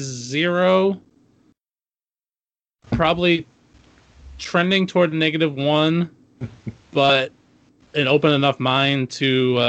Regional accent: United States; as an American we need to make a stand.

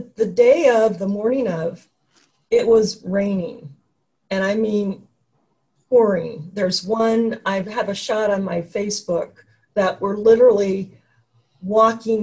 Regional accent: Oregon, United States; I'm from Oregon

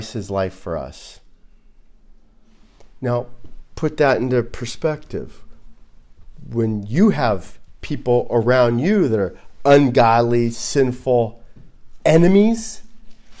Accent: Los Angeles, California, United States; I grew up in Los Angeles

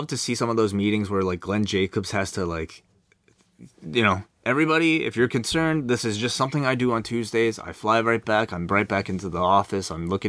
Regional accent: Melbourne, Victoria, Australia; Even without brand champions AJ and Carmella, who have been there in my hometown of Melbourne this week

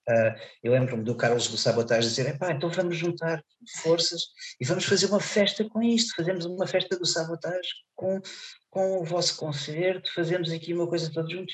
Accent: Seixal, Setúbal, Portugal; Conselho de Seixal, que, é, que, hum. que está, é a minha terra

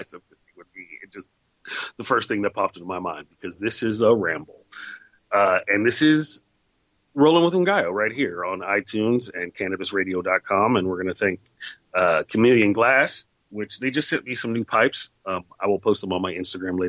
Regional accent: the Bay Area, California, United States; also born or lived in Oakland; I grew up in the Bay Area. I lived in Oakland for a while.

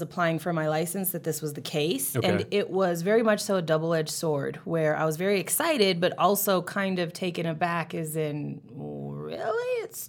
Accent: California, United States; moved away as an adult; now in Colorado, United States; Yeah, I was fresh from California, which is where I'm from. 20-year-old, know-it-all.

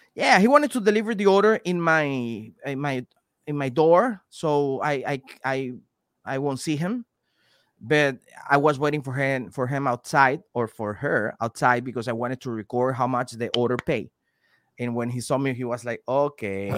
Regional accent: Venezuela; moved away; also born or lived in Panama; I'm from Venezuela, and I spent three years and a half living in Panama

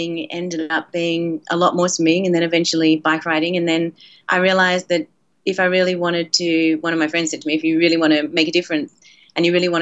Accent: Australia; when I was a kid, and I grew up in Australia

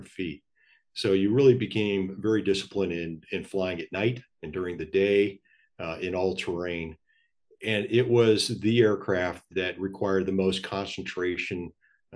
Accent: San Diego, California, United States; moved away; I hail from San Diego

